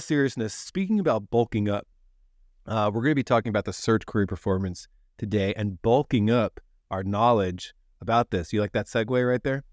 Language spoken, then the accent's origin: English; New Jersey, United States; I'm from New Jersey